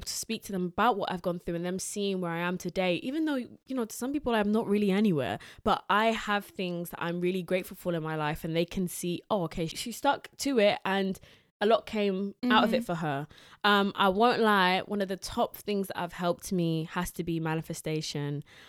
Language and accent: English; Southend-on-Sea, East of England, United Kingdom; I'm from Southend-on-Sea.